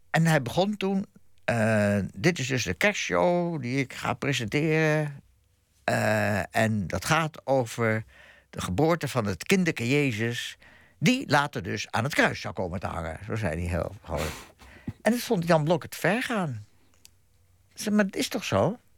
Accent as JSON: {"language": "Dutch", "region": "Groningen", "country": "Netherlands", "tie": "born there", "also_born_or_lived": "Bussum", "said": "Ik ben in Groningen geboren."}